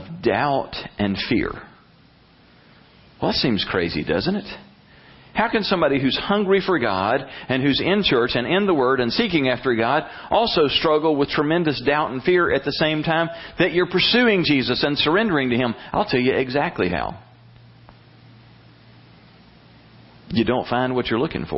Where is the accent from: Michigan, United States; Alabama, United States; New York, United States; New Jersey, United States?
Alabama, United States; Brundidge; growing up in Salem Baptist Church in Brundage, Alabama